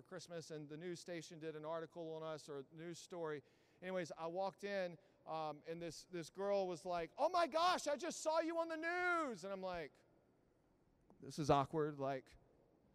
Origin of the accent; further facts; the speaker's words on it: Southeast Texas, United States; moved away; I grew up in Southeast Texas